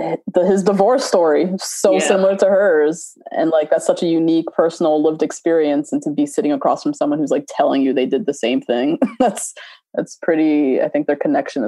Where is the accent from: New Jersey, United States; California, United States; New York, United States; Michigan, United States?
New Jersey, United States; I mean, we're from Jersey.